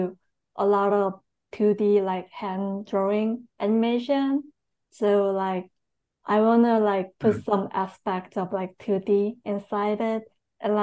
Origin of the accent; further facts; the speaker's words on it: South Korea; moved away as an adult; also born or lived in New York City; I'm born and raised in Korea, and I went to New York City for School